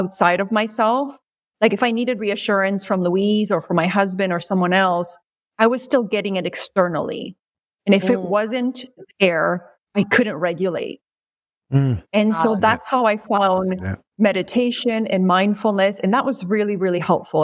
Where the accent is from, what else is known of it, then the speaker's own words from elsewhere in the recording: Peru; moved away; I grew up in Peru